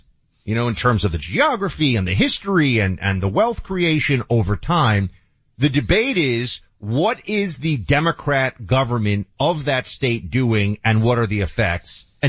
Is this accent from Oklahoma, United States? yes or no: no; New York City, New York, United States; moved away; New York City right now, still my home. It'll always be my hometown.